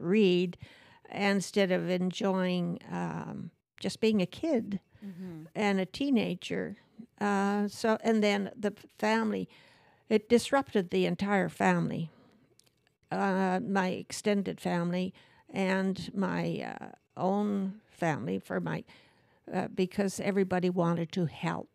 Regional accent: Manitoba, Canada; I grew up in Surrus, Manitoba

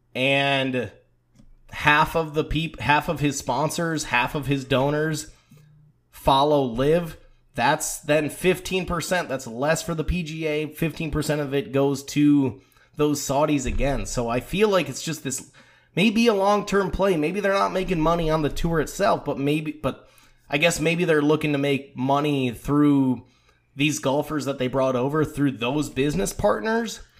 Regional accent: United States; as an American

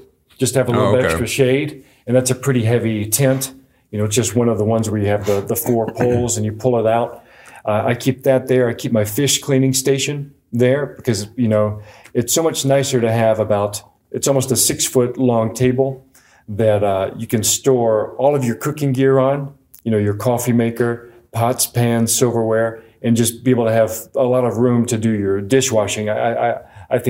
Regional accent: Georgia and the Carolinas, Southeast, United States; moved away as an adult; also born or lived in Virginia; now in Arizona, United States; as a kid in Georgia and in the Carolinas

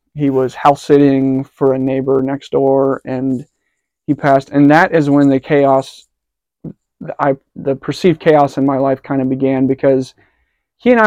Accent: Cincinnati, Ohio, United States; I was born in Cincinnati in 95

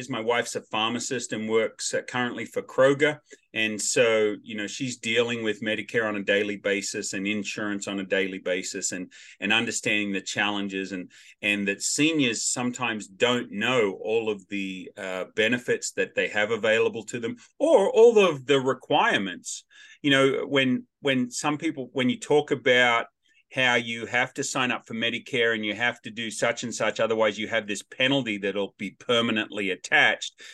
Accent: Australia; also born or lived in Wichita, Kansas; now in United States; I'm Australian by birth, American by choice

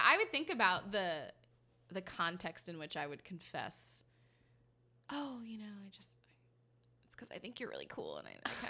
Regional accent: United States; I'm American trash.

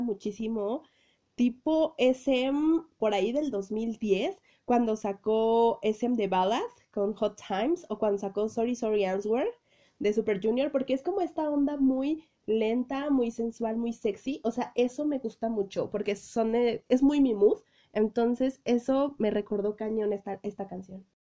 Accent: Mexico; soy de México

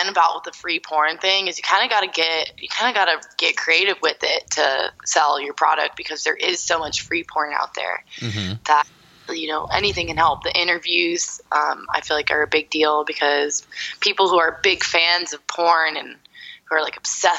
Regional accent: Orlando, Florida, United States; moved away as an adult; now in Los Angeles, United States; I grew up in Orlando and I just moved back

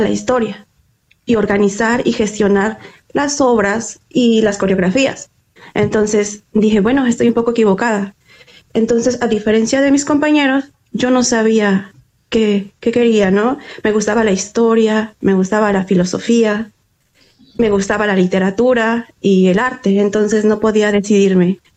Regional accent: Mexico; soy mexicana

